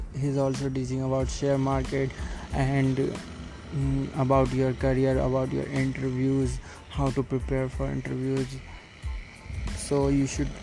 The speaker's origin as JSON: {"language": "English", "region": "Delhi", "country": "India", "second_language": "English", "said": "I am from Delhi"}